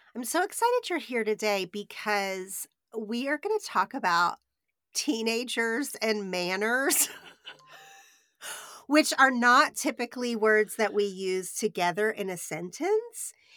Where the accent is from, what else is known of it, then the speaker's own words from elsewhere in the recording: Oklahoma, United States; I grew up in Oklahoma, which is very Southern in culture